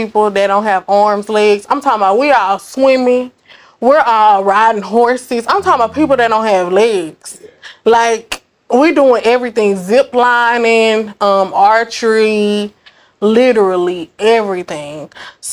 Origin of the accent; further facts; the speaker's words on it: Dallas, Texas, United States; I'm from Dallas. I'm from Oak Cliff